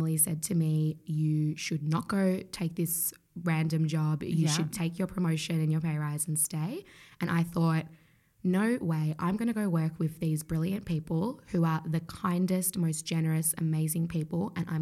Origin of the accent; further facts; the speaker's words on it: Australia; growing up in Australia